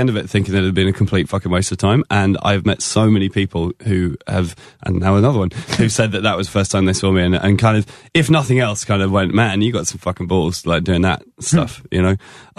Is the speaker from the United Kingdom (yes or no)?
yes; England, United Kingdom; Nobody knew who I was, and I'm English, and I got an acoustic guitar and like a lumberjack shirt